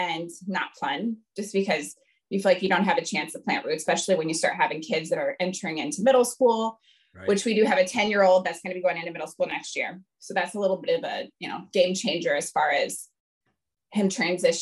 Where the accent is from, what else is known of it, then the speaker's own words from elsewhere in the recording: Fort Wayne, Indiana, United States; moved away as an adult; a small NAIA school in my hometown in Fort Wayne, Indiana